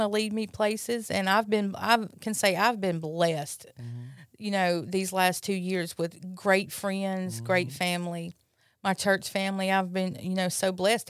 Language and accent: English; Brandon, Mississippi, United States; from Brandon, Mississippi.